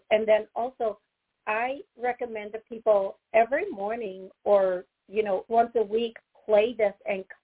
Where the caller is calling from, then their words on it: Cleveland, Ohio, United States; Um, calling from Cleveland, Ohio.